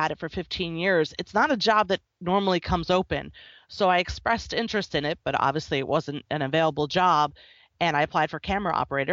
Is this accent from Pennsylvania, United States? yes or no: yes; Philadelphia, Pennsylvania, United States; moved away; also born or lived in Northeast United States / Tennessee; I grew up in the Philadelphia area and then lived mostly in the Northeast